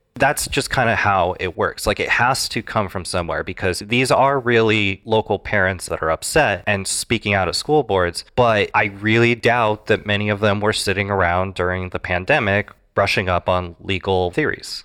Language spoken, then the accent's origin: English; Iowa, United States; Iowa, my home state